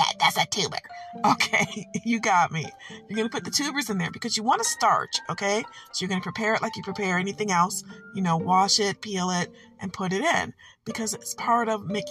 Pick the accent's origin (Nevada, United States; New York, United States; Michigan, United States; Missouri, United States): Michigan, United States; I'm from Michigan and we do what we want